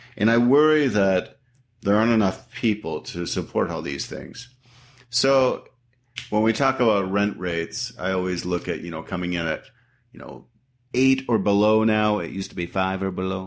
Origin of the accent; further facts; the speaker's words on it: Canada; now in United States; I'm from Canada, so I've been here twenty-four years now